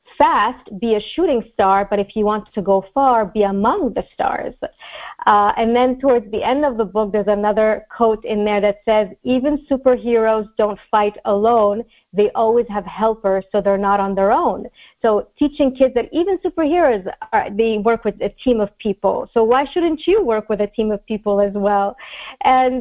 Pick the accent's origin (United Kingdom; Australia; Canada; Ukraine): Canada; Montreal, Quebec; also born or lived in Egypt; now in Los Angeles, United States; Montreal in particular, my hometown